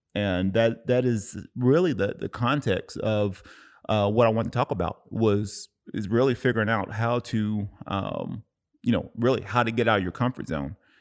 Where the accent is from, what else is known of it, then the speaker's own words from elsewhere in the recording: Cleveland, Tennessee, United States; now in Oceanside, United States; my hometown, Cleveland, Tennessee